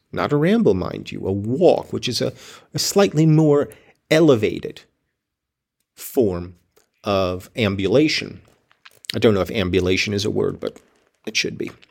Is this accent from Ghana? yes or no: no; United States